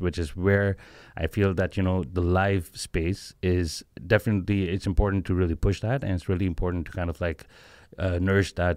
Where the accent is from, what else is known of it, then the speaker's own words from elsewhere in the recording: Pakistan; originally we are all from Pakistan